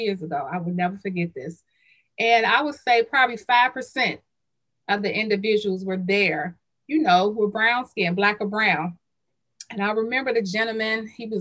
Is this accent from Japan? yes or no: no; Chicago, Illinois, United States; also born or lived in Roseland, Chicago; born and raised in Englewood and who live in Roseland